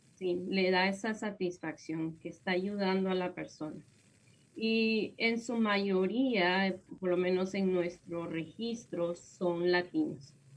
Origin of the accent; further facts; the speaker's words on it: Guatemala; moved away as an adult; now in United States; yo soy de Guatemala y mm, allá en Guatemala yo empecé mi profesión como licenciada en psicología